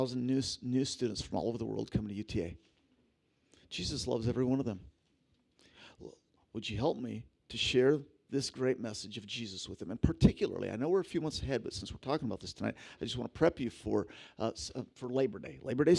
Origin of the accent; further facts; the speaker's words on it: Philippines; she's going to the tribal group that I grew up with in the Philippines.